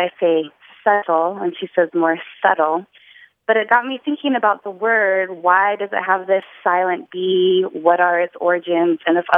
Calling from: New Orleans, Louisiana, United States; I'm calling from New Orleans.

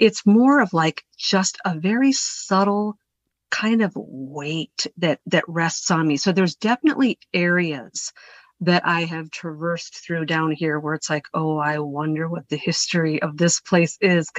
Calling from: the Ozarks, United States; I am calling you deep from within the trenches of the Ozark Mountains.

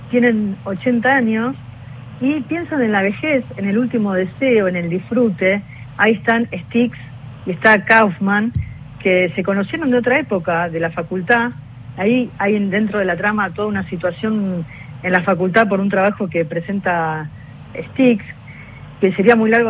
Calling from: Buenos Aires, Argentina; de Villapuerredón.

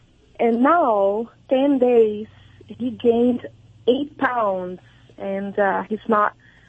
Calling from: San Francisco, California, United States; San Francisco.

